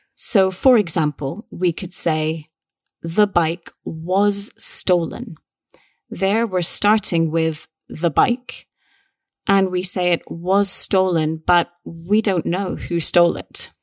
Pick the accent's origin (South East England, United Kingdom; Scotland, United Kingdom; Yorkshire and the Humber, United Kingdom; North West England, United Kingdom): Scotland, United Kingdom; we're both British, we're both Scottish